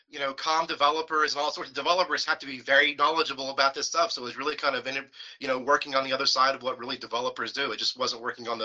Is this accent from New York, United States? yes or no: no; West Virginia, United States; now in California, United States; Virginia, kind of a country guy, rural raised, same thing with my wife.